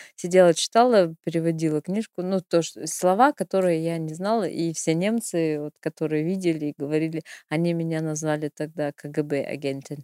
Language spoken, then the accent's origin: Russian; Irkutsk, Irkutsk Oblast, Russia; moved away as an adult; now in Germany; У нас, э, в Иркутске мы сдавали